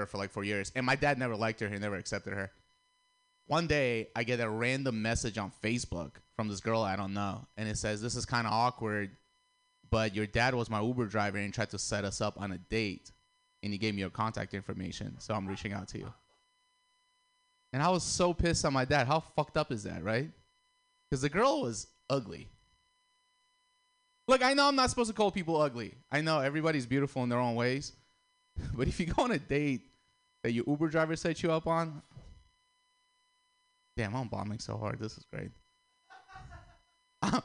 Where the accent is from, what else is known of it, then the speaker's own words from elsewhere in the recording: Russia; moved away; I'm Armenian, but I grew up in Russia